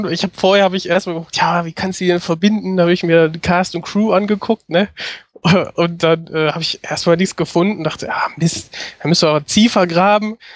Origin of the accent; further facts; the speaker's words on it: Essen, North Rhine-Westphalia, Germany; now in Bochum, Germany; also ich bin aus dem Ruhrgebiet und äh, bin in Essen aufgewachsen, bin dann nach Bochum gezogen, gehe ja auch zur Uni.